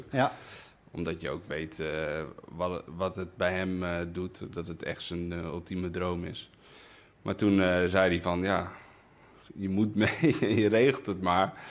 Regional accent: Spain; Want ik, ik ben opgegroeid op Spaanse scholen met veel sport

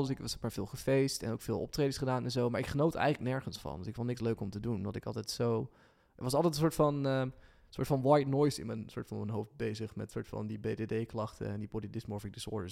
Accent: Lunteren, Gelderland, Netherlands; also born or lived in Ede; ik ben in Lunter opgegroeid, dus het is een beetje dorps

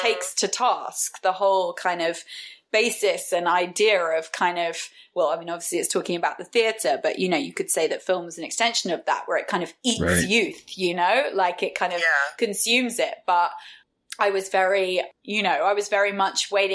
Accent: West Country, South West England, United Kingdom; grew up in the West Country in the UK

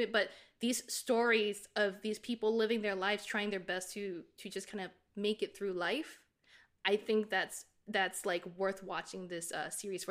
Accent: Singapore; accent: Singaporean; moved away; I was very privileged growing up in Singapore.

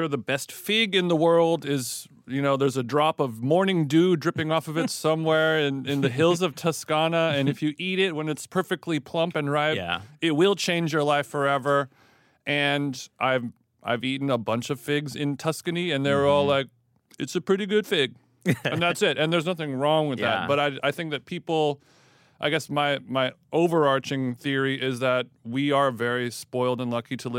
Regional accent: Los Angeles, California, United States; I'm from Los Angeles

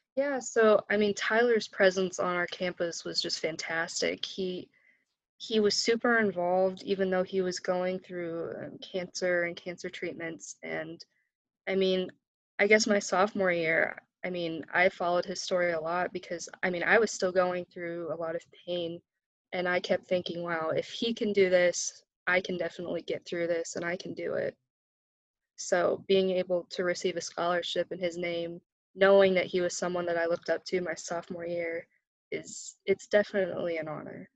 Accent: Frankfort, Indiana, United States; also born or lived in Oregon; I'm from Frankfort, Indiana, so I'm right down the road from Purdue. Uh, that's where I grew up. I was actually born out in Oregon, but we moved here when I was about a year old.

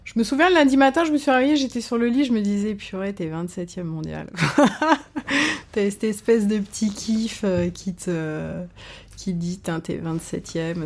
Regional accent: France; also born or lived in Caen / Paris; quand on est français

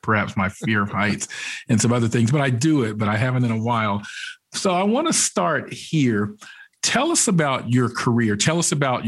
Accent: Georgia, United States; I grew up here in Georgia

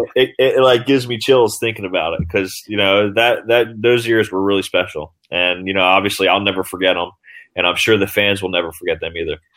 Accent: New Jersey, United States; I'm from New Jersey

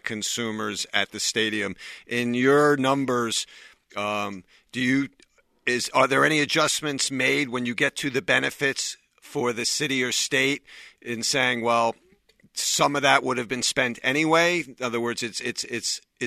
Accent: New York, United States; now in New Jersey, United States; I'm from New York

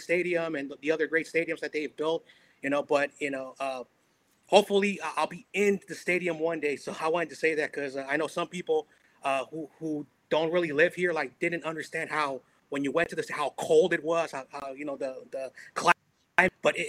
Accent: Daly City, California, United States; I grew up just outside of San Francisco, the Daly City area, nearby the Cow Palace.

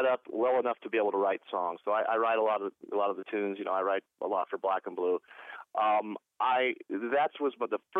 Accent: Portland, Oregon, United States; moved away; also born or lived in Los Angeles / Cleveland; I was born in Portland, Oregon, grew up in Portland, Oregon

